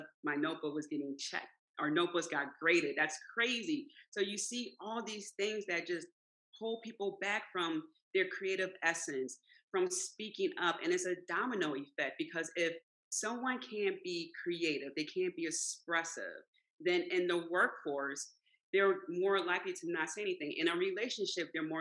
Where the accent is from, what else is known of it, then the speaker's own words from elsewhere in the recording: Philadelphia, Pennsylvania, United States; I grew up in South Philly